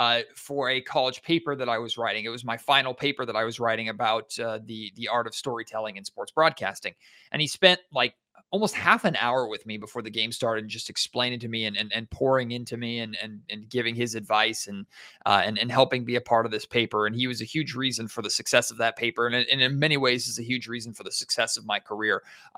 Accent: Sacramento, California, United States; I grew up in Sacramento, a diehard fan of the Kings.

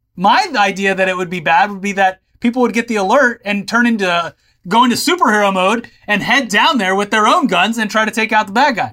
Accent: Florida, United States; growing up in Florida

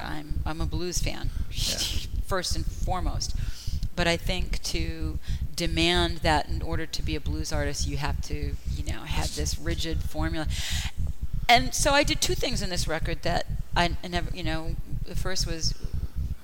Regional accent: Boston, Massachusetts, United States; I grew up in Boston

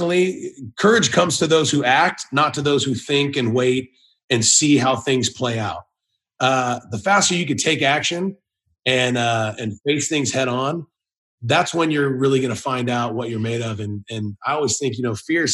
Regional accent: California, United States; moved away as an adult; now in Tennessee, United States; I was born and raised in California. I was always proud to be a California kid

